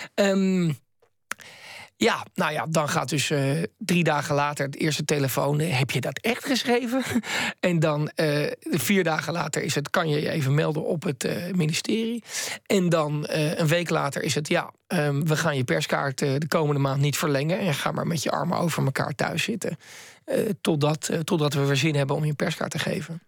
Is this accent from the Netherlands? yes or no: yes; Netherlands; uit Nederland